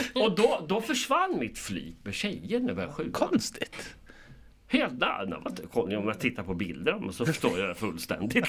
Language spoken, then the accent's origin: Swedish; Karlskoga, Örebro County, Sweden; also born or lived in Köping / Lidköping / Arvika; jag är född i Karlskoga 1963